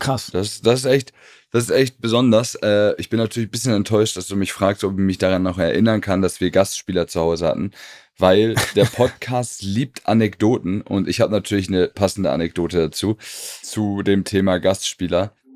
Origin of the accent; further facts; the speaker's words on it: Hamburg, Germany; da ich ja aus Hamburg komme, beziehungsweise Stadtrand von Hamburg